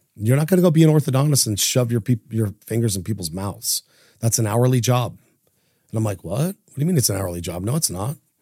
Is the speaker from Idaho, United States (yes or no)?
yes; Idaho Falls, Idaho, United States; growing up in Idaho, you know, we had no internet, um, no social media, no cell phones, very limited contact to the outside world, outside of Idaho Falls